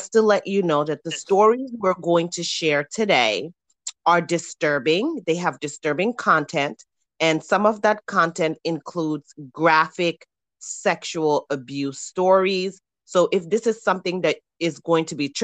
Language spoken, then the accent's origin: English; Gambia; my fellow Gambian woman